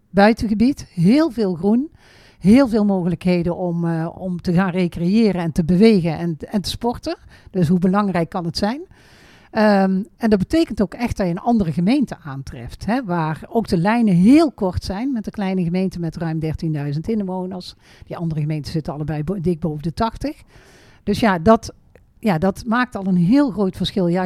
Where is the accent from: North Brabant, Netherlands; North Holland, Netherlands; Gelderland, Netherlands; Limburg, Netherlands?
North Brabant, Netherlands; Veghel; Ik ben geboren en getogen in Veghel.